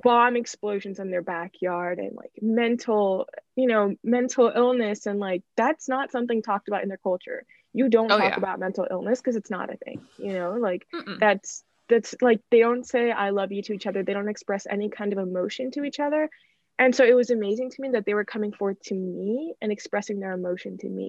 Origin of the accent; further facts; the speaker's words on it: United States; I was born in the US